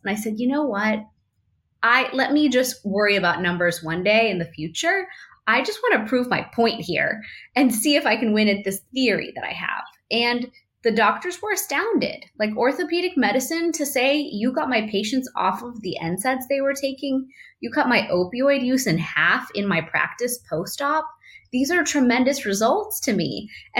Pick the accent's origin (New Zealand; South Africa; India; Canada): India; I thought, well, I'm Indian. I've eaten turmeric my whole life.